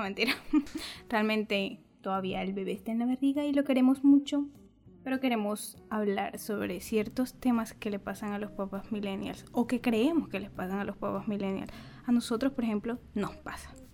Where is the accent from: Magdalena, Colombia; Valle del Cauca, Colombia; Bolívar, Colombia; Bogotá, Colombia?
Bolívar, Colombia; San Jacinto; also born or lived in Montería; yo nací en, San, en Montería, soy de San Jacinto Bolívar